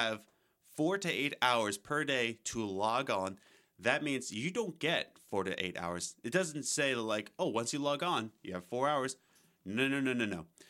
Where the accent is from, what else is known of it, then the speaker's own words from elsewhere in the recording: United States; I'm an American